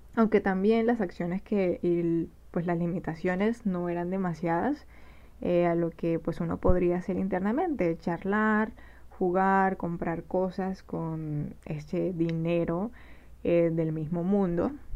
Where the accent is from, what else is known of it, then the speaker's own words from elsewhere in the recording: Barranquilla, Atlántico, Colombia; Soy diseñadora gráfica de Barranquilla, Colombia